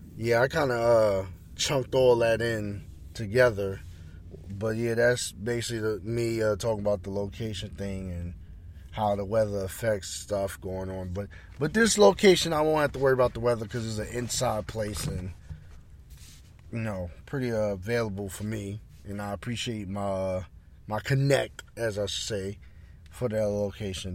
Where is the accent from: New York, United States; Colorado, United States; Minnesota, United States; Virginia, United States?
New York, United States; Roosevelt; my hometown, Roosevelt